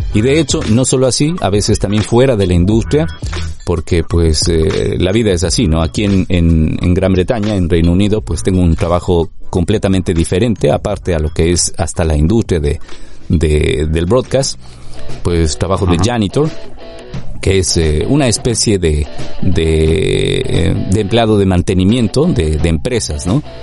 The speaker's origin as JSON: {"language": "Spanish", "country": "Ecuador", "also_born_or_lived": "Madrid, Spain", "moved": "as an adult", "lives_now": "London, United Kingdom", "said": "trabajando ya en medios de comunicación en mi país"}